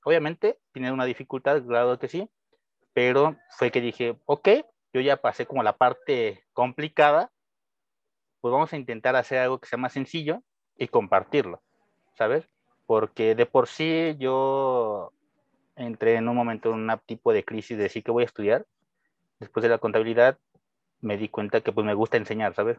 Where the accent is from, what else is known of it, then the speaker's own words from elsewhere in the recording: Mexico; first language Spanish; soy mexicano. Obviamente mi lengua materna es el español